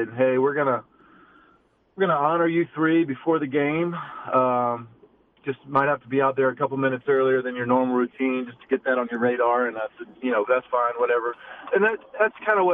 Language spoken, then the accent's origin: English; United States; I'm from the United States